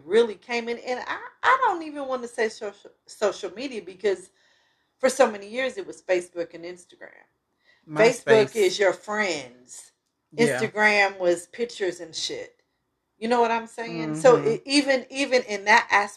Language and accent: English; Kansas City, United States; I grew up in Kansas City.